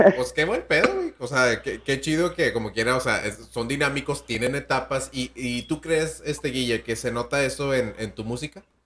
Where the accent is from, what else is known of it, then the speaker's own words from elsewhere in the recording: northern Mexico, Mexico; uno como norteño